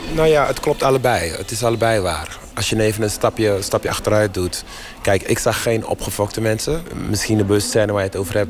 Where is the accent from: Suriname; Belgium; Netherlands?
Suriname; moved away; Ik ben in Suriname geboren